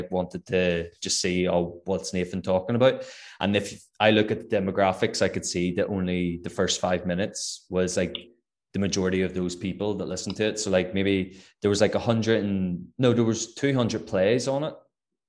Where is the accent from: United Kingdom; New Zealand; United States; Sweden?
United Kingdom; Northern Ireland; accent: Northern Irish